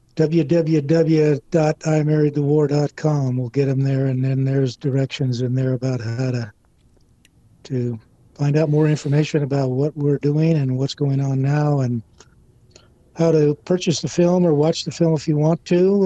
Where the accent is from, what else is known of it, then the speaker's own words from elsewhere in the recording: Casa Grande, Arizona, United States; moved away; my hometown Casa Grande